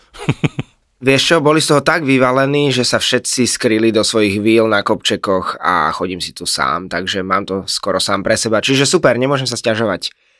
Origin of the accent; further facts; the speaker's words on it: Slovakia; som zo Slovenska a že máme hranicu s Ukrajinou